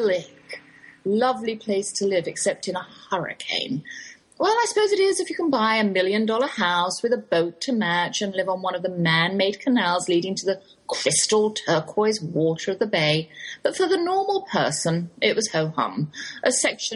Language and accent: English; England, United Kingdom; accent: English, Oxford drawl; moved away as an adult; now in Texas, United States; that's my English accent you're hearing. Though I've lived in the Lone Star State half my life, I can't shake the Oxford drawl